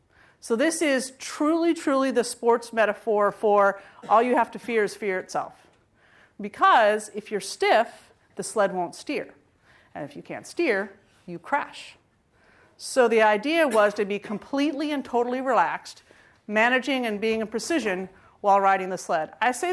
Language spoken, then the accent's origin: English; California, United States; And I was from California. And I thought to myself, what are the chances that I could be the one person picked from California?